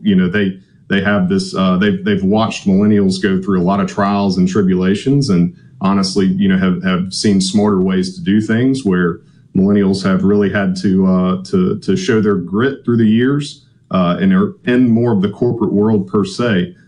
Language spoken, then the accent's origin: English; Gulfport, Mississippi, United States; I was born and raised here in Gulfport